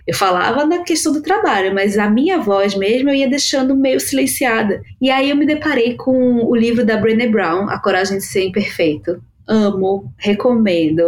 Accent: Recife, Pernambuco, Brazil; now in São Paulo, Brazil; Eu sou de Recife, né? Moro aqui em São Paulo há 15 anos

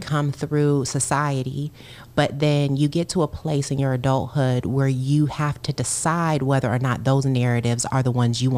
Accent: Kalamazoo, Michigan, United States; My family, my parents are both from there, but you know, I grew up in Kalamazoo

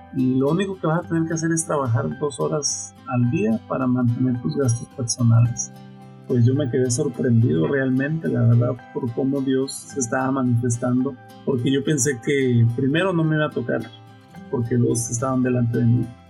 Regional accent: Nueva Italia, Michoacán, Mexico; Mi familia, pues somos originarios de Michoacán, Nueva Italia, Michoacán

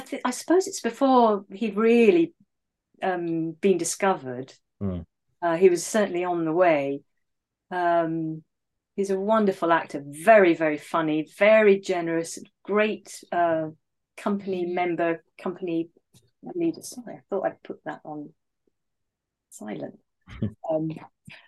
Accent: England, United Kingdom; accent: RP

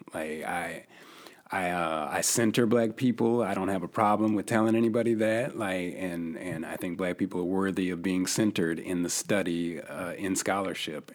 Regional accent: Yakima, Washington, United States; moved away as an adult; also born or lived in Missouri; I'm originally from the Northwest. I come from a small city called Yakima, Washington

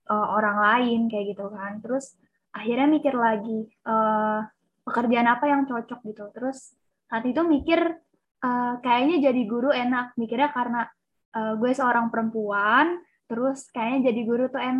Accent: Java, Indonesia; Gue tuh dari Jawa gitu kan. Jadi yang diterima yang dari luar Jawa itu cuma dua orang dan masuknya tuh di SMA 35 jurusan bahasa.

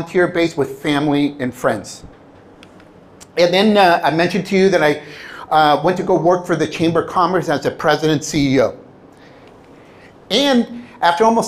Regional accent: California, United States; English is a second language; also born or lived in Mexico; I was born in Southern California

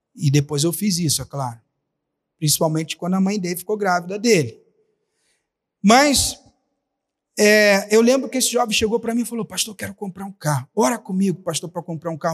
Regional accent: Rio de Janeiro, Brazil; moved away; lá na minha cidade, no Rio de Janeiro

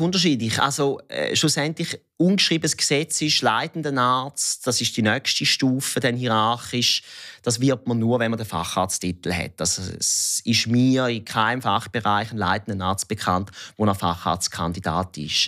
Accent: Thurgau, Switzerland; accent: Thurgau dialect; Ich bin im Kanton Thurgau aufgewachsen

